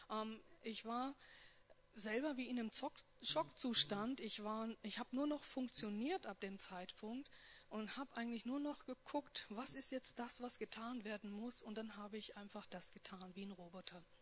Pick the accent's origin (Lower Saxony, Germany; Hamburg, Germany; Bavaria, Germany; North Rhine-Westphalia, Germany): North Rhine-Westphalia, Germany; born there; ich komme gebürtig aus Nordrhein-Westfalen, aus einer erzkatholischen Wallfahrtsstadt und da spricht man über sowas ja nicht.